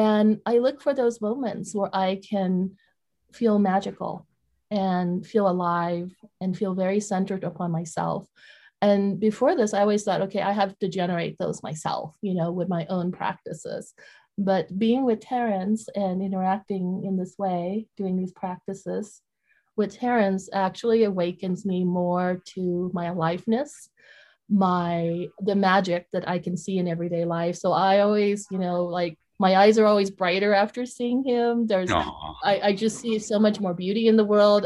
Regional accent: Vietnam; moved away; I'm from Vietnam. So I grew up, you know, going to a Buddhist temple at a very young age.

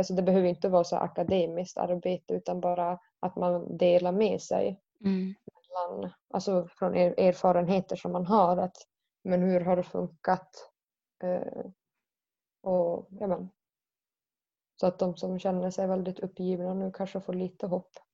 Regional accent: Karesuando, Norrbotten County, Sweden; now in Väddö, Sweden; Jag är från Karesuando och just nu bor jag i Väddö.

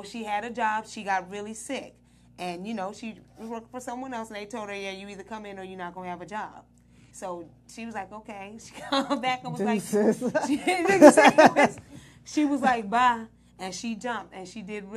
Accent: Midwest, United States; I'm from the Midwest

